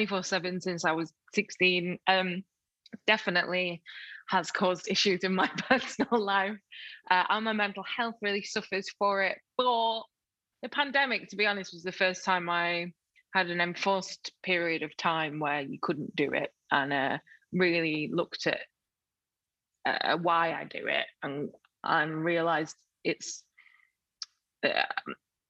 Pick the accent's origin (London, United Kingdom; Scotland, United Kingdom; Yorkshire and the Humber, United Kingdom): Yorkshire and the Humber, United Kingdom; Sheffield; also born or lived in Rotherham; I was born in Rotherham, and so grew up just outside of Sheffield, and so Sheffield was my city